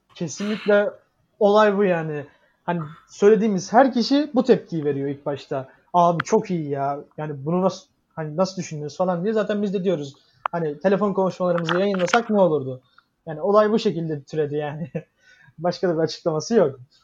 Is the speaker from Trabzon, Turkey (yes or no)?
no; Giresun, Turkey; now in Istanbul, Turkey; Giresun'a gittim e, memleketime.